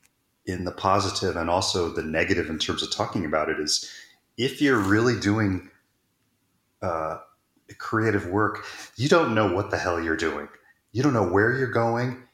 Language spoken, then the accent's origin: English; Texas, United States; moved away; also born or lived in Eugene, Oregon / New York; I grew up in Texas